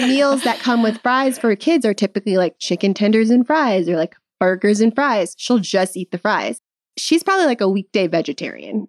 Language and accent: English; Midwest, United States; now in California, United States; I'm from the Midwest